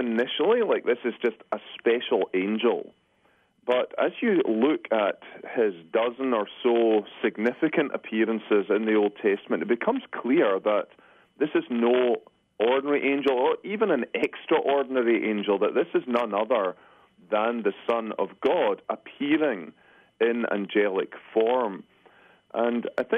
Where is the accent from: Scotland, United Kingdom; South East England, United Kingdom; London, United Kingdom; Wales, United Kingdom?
Scotland, United Kingdom; moved away as an adult; now in Grand Rapids, United States; I come from Scotland